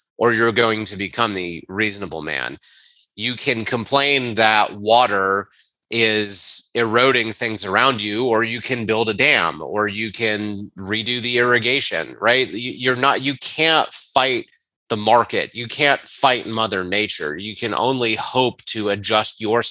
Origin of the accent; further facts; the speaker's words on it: Charlotte, North Carolina, United States; moved away as an adult; also born or lived in Atlanta, Georgia; We are from Charlotte, North Carolina. Our family is 4 hours away.